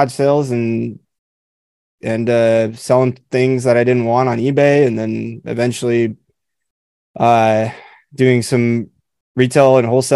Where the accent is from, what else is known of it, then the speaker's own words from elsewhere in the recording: Southern California, United States; I grew up in Southern California.